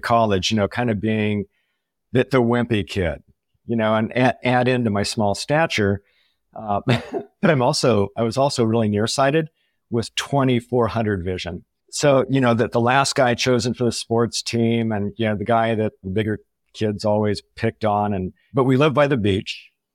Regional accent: Southern California, United States; moved away; also born or lived in San Luis Obispo, California; I grew up in Southern California, went to college in San Luis Obispo, which is Central California

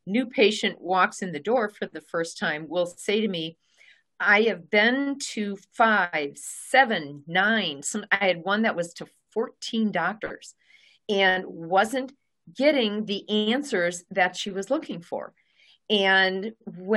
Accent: Milwaukee, Wisconsin, United States; I'm from the Milwaukee area

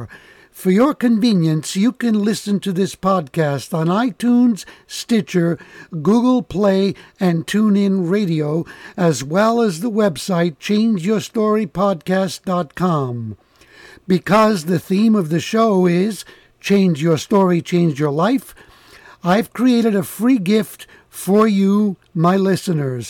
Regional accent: New York City, New York, United States; I am from the Bronx, the other borough

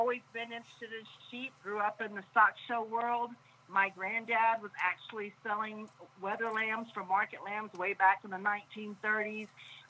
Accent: Santa Anna, Texas, United States; Like you said, I grew up actually in Santa Ana, Texas, about 5 miles north of the mountain, out on a sheep ranch.

